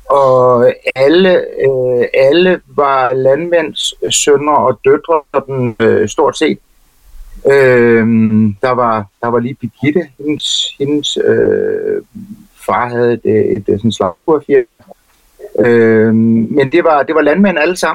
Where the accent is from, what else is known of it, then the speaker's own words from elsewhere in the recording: Jordløse, Southern Denmark, Denmark; also born or lived in Hostrup; Jeg er jo så født øh, over i Hostrup, der øh, nord for Falsled, og flyttede så fire kilometer væk til, øh, til Jordløse.